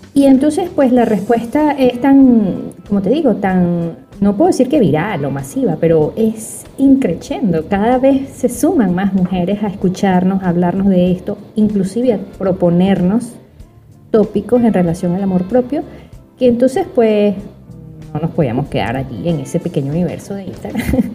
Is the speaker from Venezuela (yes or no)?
yes; Venezuela; moved away; soy psiquiatra, psicoterapeuta venezolana